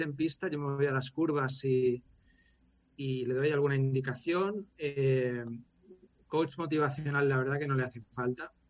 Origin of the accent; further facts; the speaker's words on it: Valencia, Valencian Community, Spain; nos criamos tanto en Valencia, en una urbanización